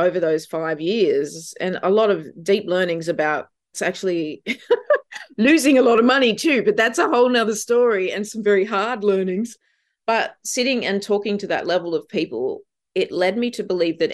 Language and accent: English; Gunnedah, New South Wales, Australia; moved away; as a kid growing up in Gunnedah